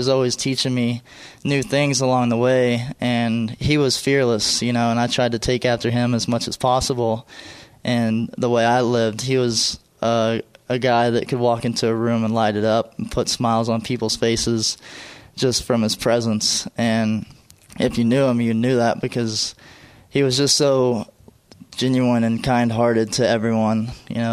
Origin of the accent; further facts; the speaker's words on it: right north of Dallas, Texas, United States; we grew up in Texas, a real close family